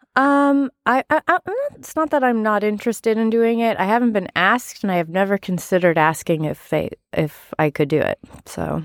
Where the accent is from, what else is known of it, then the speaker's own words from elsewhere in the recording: Massachusetts, United States; I grew up in Massachusetts